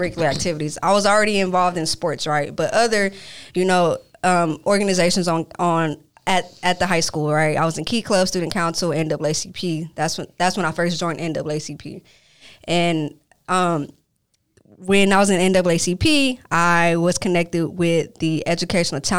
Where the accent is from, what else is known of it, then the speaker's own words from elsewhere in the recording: Grand Prairie, Texas, United States; I'm from Dalworth in Grand Prairie, Texas